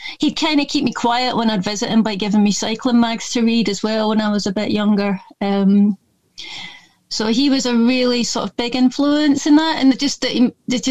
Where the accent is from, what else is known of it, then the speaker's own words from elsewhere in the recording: Scotland, United Kingdom; accent: a bit Scottish; moved away; also born or lived in London / Lancaster; I don't know if you can tell from my accent, but it's a bit Scottish sounding, because I am a bit Scottish. And but my family's mostly English. I was born up there sort of by default.